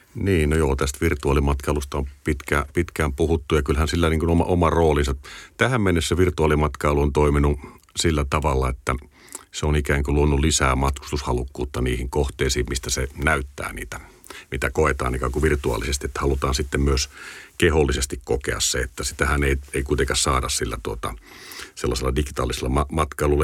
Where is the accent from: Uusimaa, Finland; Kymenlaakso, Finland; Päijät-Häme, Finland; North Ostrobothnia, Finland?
Kymenlaakso, Finland; Kotka; mä oon Kotkasta kotosi ja tuota, siinä, siinä aika paljon Kymijoen rantaa, rantaa sai kouluun kävellä